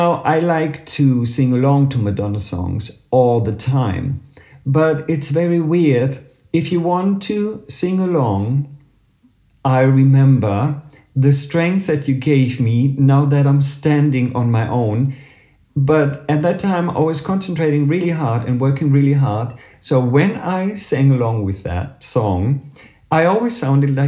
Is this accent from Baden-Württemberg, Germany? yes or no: no; Berlin, Germany; I come from Berlin in Germany